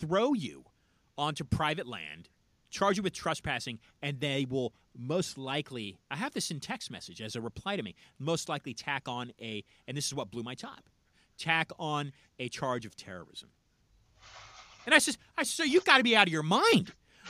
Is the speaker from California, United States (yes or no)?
yes; California, United States; now in Miami, United States; I'm a Californian originally